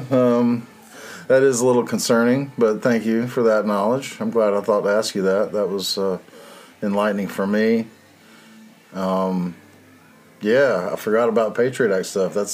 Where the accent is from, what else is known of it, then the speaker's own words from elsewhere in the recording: Eastern North Carolina, United States; Yes, North Carolina, down east.